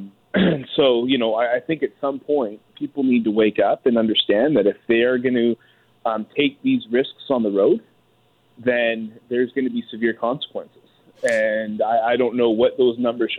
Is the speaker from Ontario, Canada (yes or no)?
no; British Columbia, Canada; I grew up in British Columbia